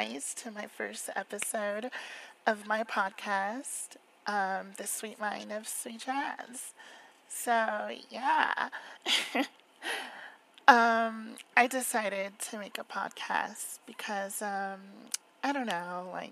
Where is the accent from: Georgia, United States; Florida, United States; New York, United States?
Florida, United States; I was born and raised in Florida